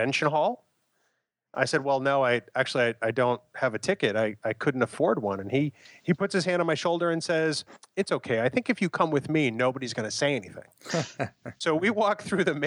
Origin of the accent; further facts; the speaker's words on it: New Hampshire, United States; I'm from New Hampshire. I'm a native.